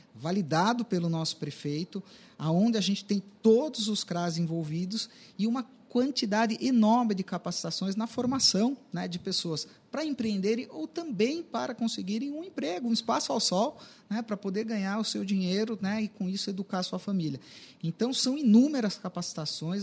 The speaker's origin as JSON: {"language": "Portuguese", "town": "Sorocaba", "region": "São Paulo", "country": "Brazil", "said": "eu, como sorocabano, me orgulho muito de ter vivido"}